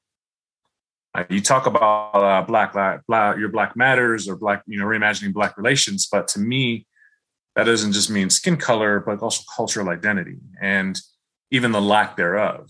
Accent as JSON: {"language": "English", "region": "Michigan", "country": "United States", "tie": "born or raised there", "said": "I grew up in Michigan"}